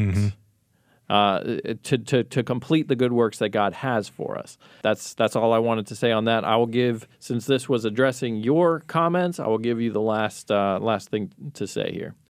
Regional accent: Colorado, United States; moved away; also born or lived in Long Beach, California; I grew up in Colorado where we have all four seasons

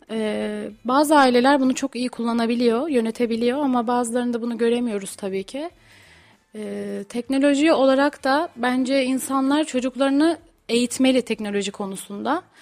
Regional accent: Tokat, Turkey; Erciyes Üniversitesi'nde okuyorum harita mühendisliği. Son sınıfım. Tokatlıyım.

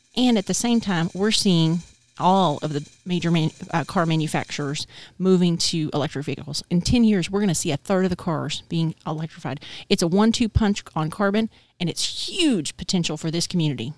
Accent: Texas, United States; moved away as an adult; also born or lived in El Paso, Texas / Austin, Texas; now in North Carolina, United States; I'm a Texan. We, we have to when we're born, we have to watch oil and gas

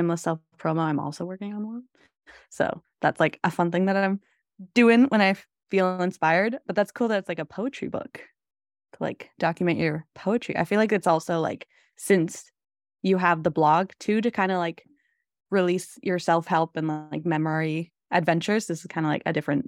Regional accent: Salmon Arm, British Columbia, Canada; I'm currently in Salmon Arm, so back in my hometown.

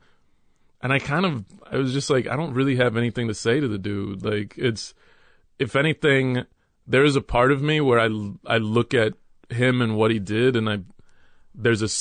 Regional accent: Dallas, Texas, United States; also born or lived in New York City, United States; maybe when I was about three, my mother, stepfather, and I moved to Texas, and we moved to Dallas, Texas

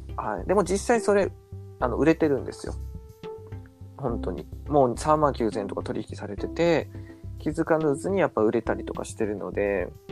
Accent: Nagasaki, Japan; 僕長崎なんですけど、えー、あの近所にねセルフ松尾っていうお店があったんですよ

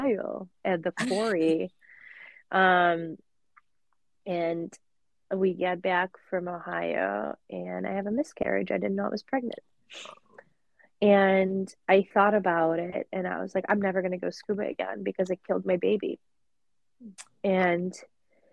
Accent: Russia; now in United States; growing up in Russia and now living in America

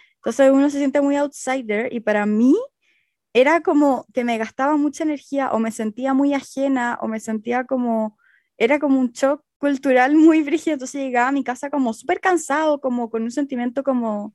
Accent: Chile; moved away as an adult; also born or lived in Barcelona; siendo chilena

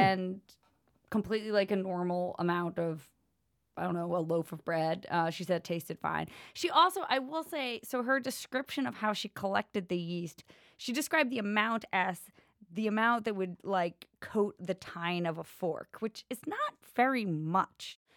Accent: United States; as an American woman

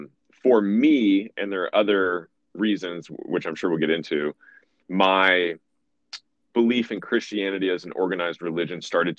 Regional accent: Los Angeles, California, United States; moved away; also born or lived in Georgia; When I was growing up in Los Angeles, we had our first sex ed class when I was in like fourth or fifth grade.

